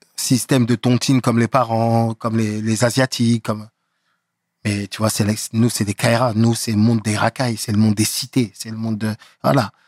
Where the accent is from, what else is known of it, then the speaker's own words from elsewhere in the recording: Aubervilliers, Île-de-France, France; J'ai grandi en France, à Aubervilliers